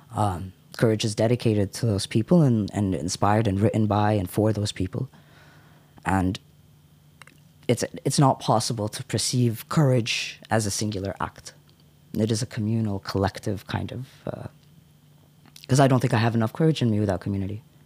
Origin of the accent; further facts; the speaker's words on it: United States; moved away; I grew up in the States